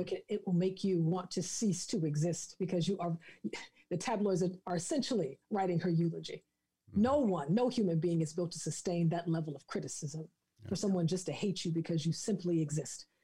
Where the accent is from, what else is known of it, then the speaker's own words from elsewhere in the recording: the South, United States; I'm from the South